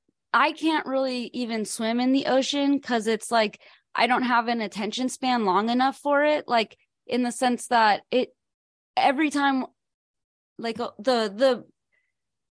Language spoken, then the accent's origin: English; California, United States; I'm from California